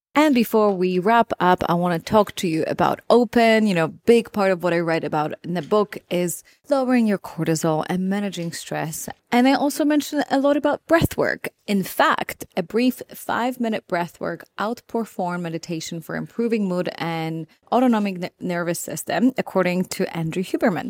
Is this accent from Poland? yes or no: yes; Poland; moved away; growing up in Poland